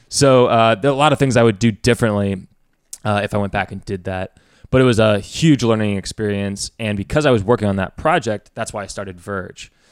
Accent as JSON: {"language": "English", "town": "West Lafayette", "region": "Indiana", "country": "United States", "tie": "born or raised there", "said": "I grew up in West Lafayette, Indiana"}